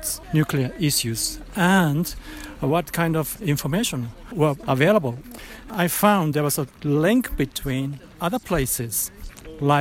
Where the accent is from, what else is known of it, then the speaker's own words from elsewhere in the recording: Japan; from Japan